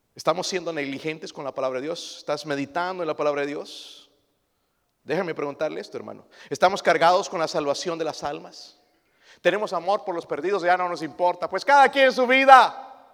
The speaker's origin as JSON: {"language": "Spanish", "country": "Mexico", "said": "Nosotros como mexicanos"}